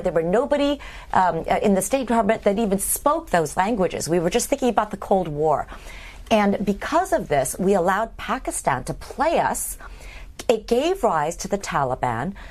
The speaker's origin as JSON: {"language": "English", "town": "Berkeley", "region": "California", "country": "United States", "tie": "born or raised there", "also_born_or_lived": "Indiana, US (Midwest) / East Coast, United States", "moved": "as an adult", "said": "I grew up seven years in the Midwest, and then I my father moved to Berkeley, so I grew up. I spent seven years in high school there"}